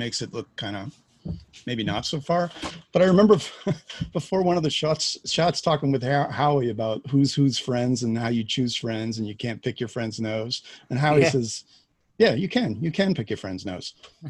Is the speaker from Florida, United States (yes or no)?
no; Chicago, Illinois, United States; I'm from Chicago. I just moved back